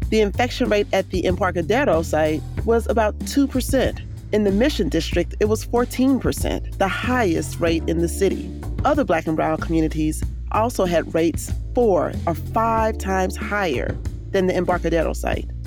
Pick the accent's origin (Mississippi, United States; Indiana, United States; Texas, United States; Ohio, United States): Texas, United States; Houston; Yes, I'm in Houston. I, am I was actually born in Houston. I'm from Texas oh, originally.